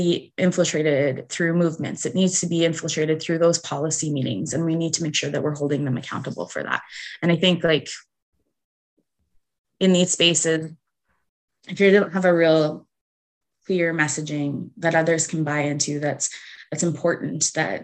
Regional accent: Canada; as like an Indigenous woman, as a Canadian citizen

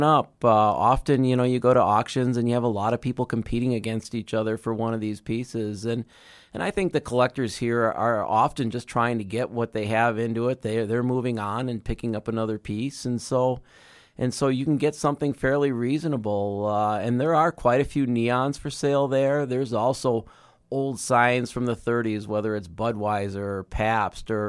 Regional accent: Chicago, Illinois, United States; I grew up in the Chicago area

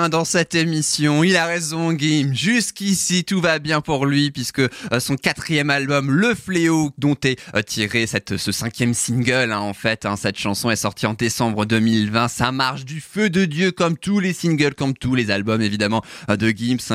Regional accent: France; chez nous en France

